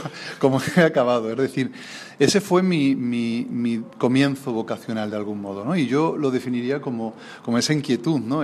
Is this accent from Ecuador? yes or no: no; Alcázar de San Juan, Castilla-La Mancha, Spain; en el lugar donde yo nací, en Alcázar de San Juan